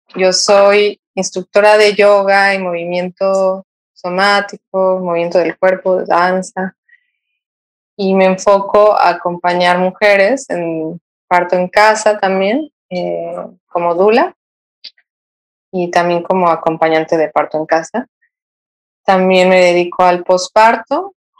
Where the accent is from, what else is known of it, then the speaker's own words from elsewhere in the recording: Mexico City, Mexico; moved away as an adult; yo soy originaria de la Ciudad de México y hace más de 12 años me vine a vivir aquí, a, la costa.